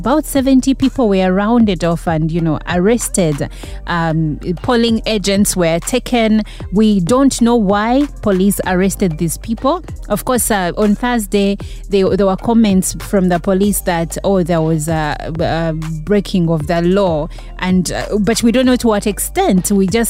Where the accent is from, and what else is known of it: Uganda